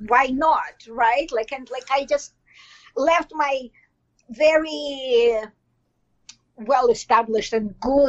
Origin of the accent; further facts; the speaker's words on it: Belarus; English is a second language; moved away as an adult; now in Toronto, Canada; I'm in Toronto, Canada. And, well, I came here directly from Belarus, which is more known nowadays than before.